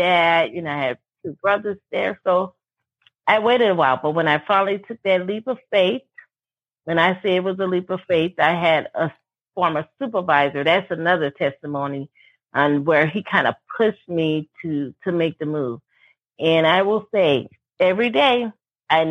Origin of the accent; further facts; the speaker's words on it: New Orleans, Louisiana, United States; moved away as an adult; now in California, United States; we grew up in New Orleans